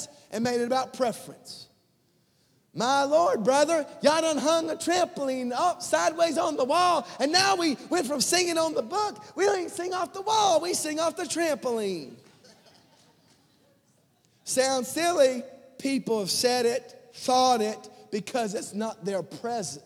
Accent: United States; as American believers

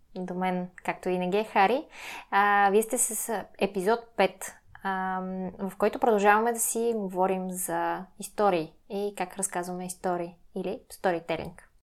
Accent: Sofia, Sofia City, Bulgaria; родена съм в София а, и израснах тук

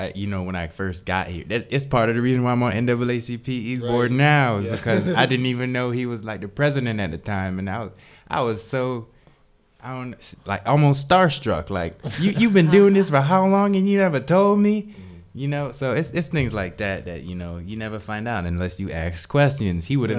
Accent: Jamaica; now in United States; I wasn't born in America. Really, I was born in Jamaica

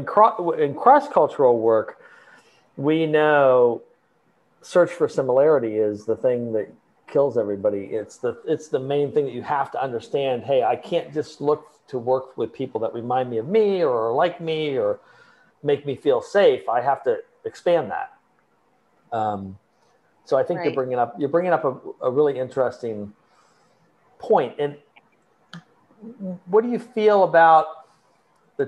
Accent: Columbus, Ohio, United States; I grew up in Columbus, Ohio

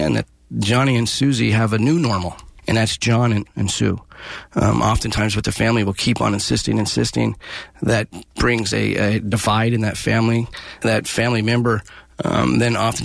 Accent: Antioch, California, United States; I grew up out here. I was born and raised in Pittsburgh in Antioch

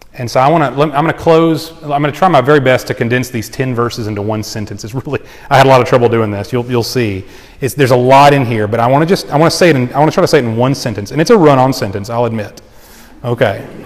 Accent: United States; I love being an American

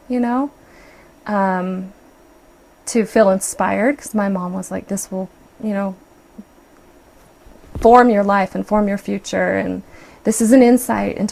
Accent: Provo, Utah, United States; also born or lived in Brigham City, Utah; We moved from Provo to Brigham City when I was 15

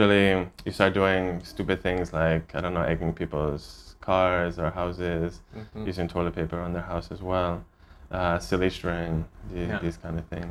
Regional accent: Baltimore, Maryland, United States; I'm from Baltimore, from the States.

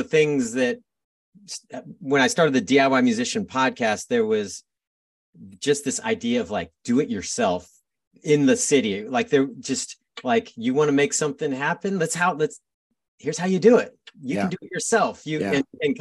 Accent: San Diego, California, United States; now in Portland, United States; I grew up in San Diego

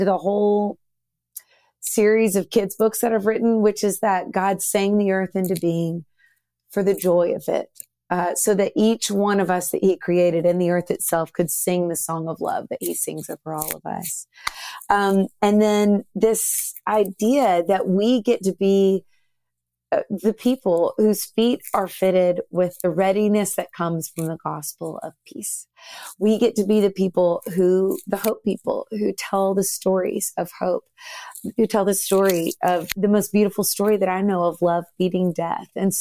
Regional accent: Nashville, Tennessee, United States; We grew up in Nashville, super musical family

